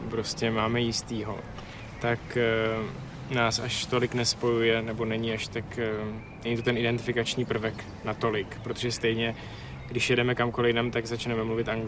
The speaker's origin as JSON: {"language": "Czech", "country": "Czechia", "said": "ohrožujeme sami jako Češi a je to dost možná tím, že už přes půl století žijeme v úplně národnostně homogenním státě"}